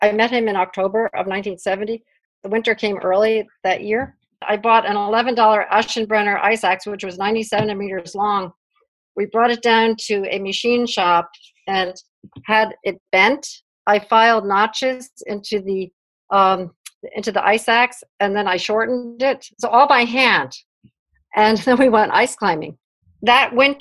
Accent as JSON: {"language": "English", "town": "New York City", "region": "New York", "country": "United States", "tie": "born or raised there", "said": "I was born in Brooklyn, New York"}